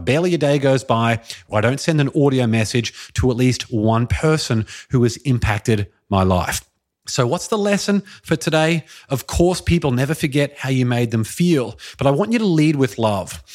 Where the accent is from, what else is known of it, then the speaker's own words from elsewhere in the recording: Brisbane, Queensland, Australia; moved away as an adult; Brisbane, Australia, which is my hometown where I grew up and lived for the first twenty-eight years of my life